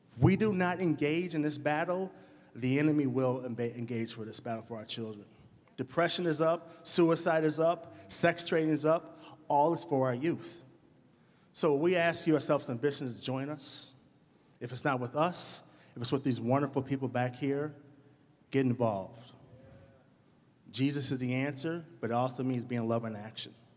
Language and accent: English; Madison, Wisconsin, United States; I'm from Madison. I grew up on the north side of town.